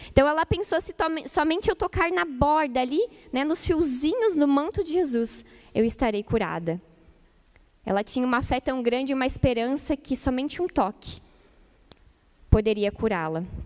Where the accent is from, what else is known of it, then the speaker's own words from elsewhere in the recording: Ijuí, Rio Grande do Sul, Brazil; moved away; lá em Juí, na minha cidade natal, Rio Grande do Sul